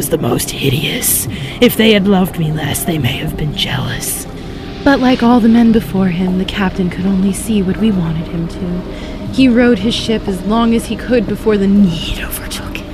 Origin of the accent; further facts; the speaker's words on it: a tiny town on the North Carolina coast, United States; I'm from a tiny, tiny town on the North Carolina coast